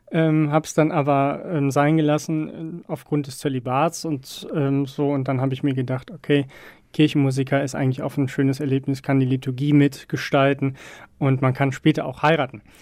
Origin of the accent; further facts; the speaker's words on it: Hagen, North Rhine-Westphalia, Germany; also born or lived in Herdecke; Nee, geboren bin ich in Herdecke, aber das eigentlich nur im Krankenhaus. Ähm, bin aufgewachsen in Hagen, ähm, bekannt eigentlich durch Zwieback und Nena und alles drum und dran.